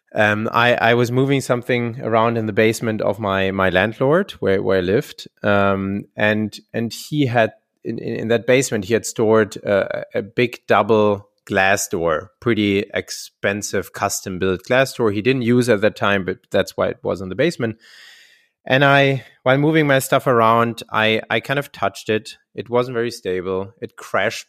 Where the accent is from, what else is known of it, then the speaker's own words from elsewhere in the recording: Heidelberg, Baden-Württemberg, Germany; my, my hometown, where Getafe is also based, Heidelberg, a very beautiful, uh, old city in, in, in, in Germany